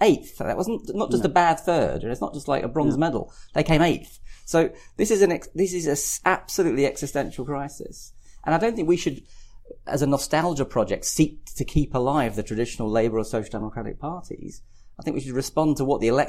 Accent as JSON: {"language": "English", "area": "West Kent", "region": "South East England", "country": "United Kingdom", "said": "I come from West Kent, you know, conservative West Kent is my traditional background"}